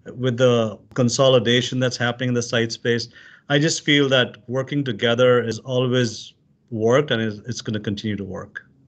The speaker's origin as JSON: {"language": "English", "country": "Pakistan", "moved": "as an adult", "lives_now": "United States", "said": "I'm originally from Pakistan, came as an immigrant here as a student"}